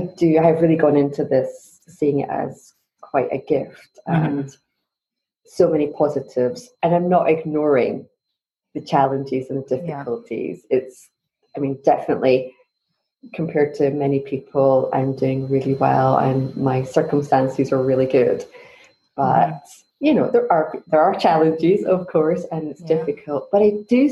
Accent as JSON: {"language": "English", "region": "Scotland", "country": "United Kingdom", "moved": "yes", "lives_now": "Munich, Germany", "said": "So I'm originally from Scotland, but I live in Munich, Germany."}